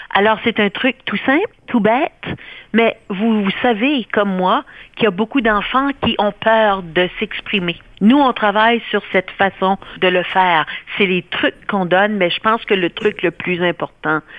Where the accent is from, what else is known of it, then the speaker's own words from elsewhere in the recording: New Brunswick, Canada; ben moi je suis originaire du Nouveau-Brunswick